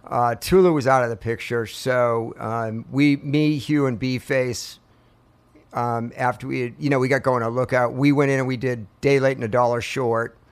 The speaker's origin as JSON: {"language": "English", "town": "Portsmouth", "region": "New Hampshire", "country": "United States", "tie": "born or raised there", "moved": "yes", "lives_now": "Marietta, Georgia, United States", "said": "I grew up in Portsmouth, New Hampshire"}